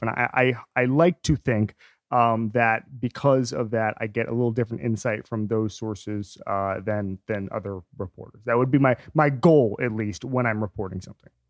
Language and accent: English; Orlando, Florida, United States; I'm from Orlando